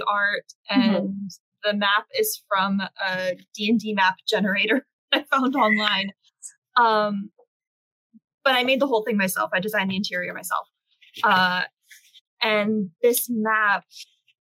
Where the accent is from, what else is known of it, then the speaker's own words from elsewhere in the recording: United States; now in South Korea; I'm not an American